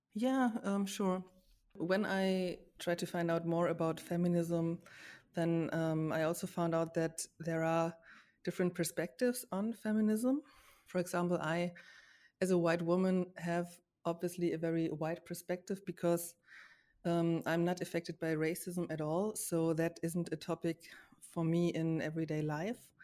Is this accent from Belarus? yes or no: no; Germany; I grew up in Germany with, as a white woman